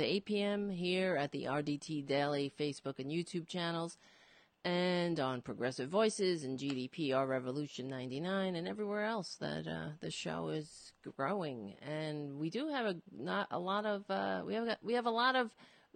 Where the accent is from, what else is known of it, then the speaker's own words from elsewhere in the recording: New York City, New York, United States; I was born in Brooklyn, and, it feels like home to me